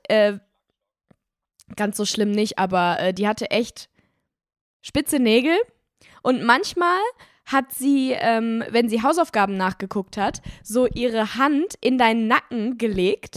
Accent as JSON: {"language": "German", "country": "Germany", "said": "Bei uns in Deutschland"}